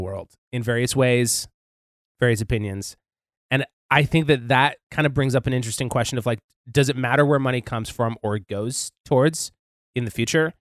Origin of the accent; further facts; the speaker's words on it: Montana, United States; I'm from Montana